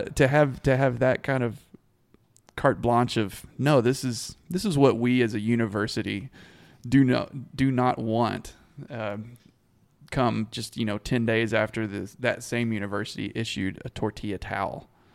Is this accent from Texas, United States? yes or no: yes; Abilene, Texas, United States; I grew up around Abilene, and Hendricks was a big part of that community and my family personally